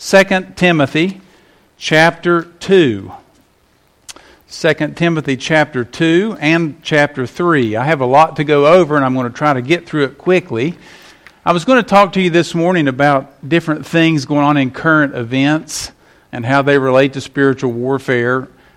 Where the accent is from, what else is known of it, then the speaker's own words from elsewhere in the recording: West Virginia, United States; moved away; until they play West Virginia, I can't turn on my home state.